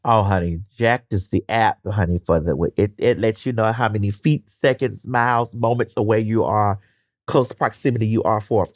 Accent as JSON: {"language": "English", "town": "Miami", "region": "Florida", "country": "United States", "tie": "born or raised there", "said": "growing up in Miami, people don't understand that, um, it's still the South"}